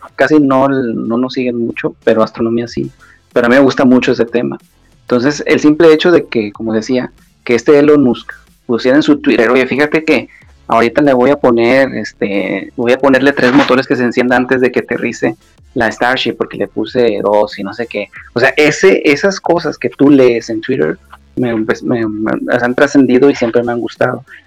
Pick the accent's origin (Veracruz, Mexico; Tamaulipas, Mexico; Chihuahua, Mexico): Tamaulipas, Mexico; Nuevo Laredo; yo soy de acá de México, estoy cerca de la frontera de Estados Unidos. Me cuenta que está Estados Unidos a cinco minutos caminando prácticamente. la ciudad se llama Nuevo Laredo